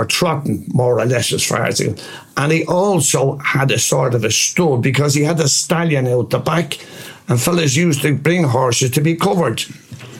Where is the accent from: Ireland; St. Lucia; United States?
Ireland; Dublin, Leinster; I was born in Spring Garden Street, Ballybock, Dublin, in 1945. And I lived in number 46, Spring Garden Street